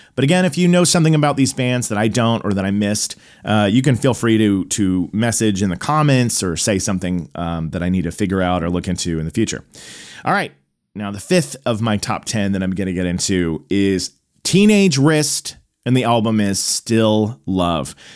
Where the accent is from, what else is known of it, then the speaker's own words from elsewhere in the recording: Tulsa, Oklahoma, United States; moved away as an adult; also born or lived in Illinois; now in Los Angeles, United States; I went back to, uh, Tulsa, Oklahoma, my hometown.